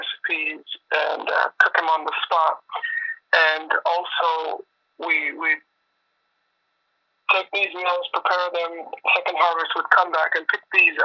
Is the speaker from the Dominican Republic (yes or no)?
no; Jamaica; now in Toronto, Canada; Jamaican is my hometown